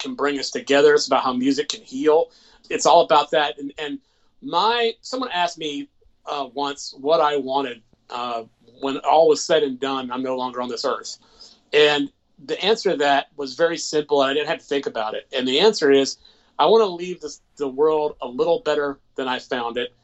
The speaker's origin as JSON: {"language": "English", "town": "Macon", "region": "Georgia", "country": "United States", "tie": "born or raised there", "said": "I'm the official music ambassador in my hometown of Macon, Georgia."}